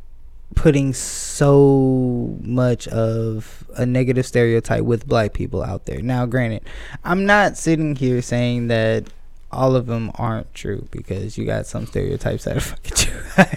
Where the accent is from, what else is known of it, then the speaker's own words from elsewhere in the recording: Atlanta, Georgia, United States; I am from Atlanta